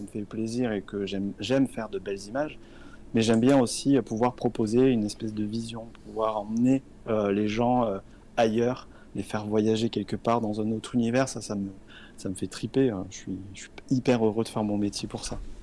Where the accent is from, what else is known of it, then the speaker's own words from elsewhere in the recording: a small village near Tarbes, Occitania, France; moved away as an adult; also born or lived in Paris; now in Bordeaux, France; je viens d'un petit village à côté de Tarbes